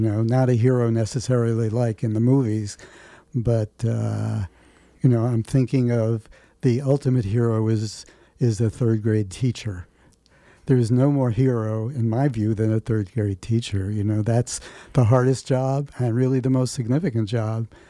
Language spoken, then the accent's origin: English; New York City, New York, United States; also born or lived in Bronx / Manhattan; I grew up in New York City